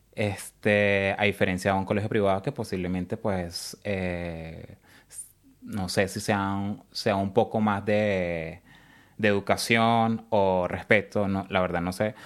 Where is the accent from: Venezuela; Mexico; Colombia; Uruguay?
Venezuela; Caracas, Capital District; moved away as an adult; also born or lived in San Cristóbal, Venezuela; now in Australia; Soy de Caracas, es, mi familia es de los Andes, de San Cristóbal específicamente. Eh, nací en Caracas, pero estuve como que me crié como en esa parte de Caracas y San Cristóbal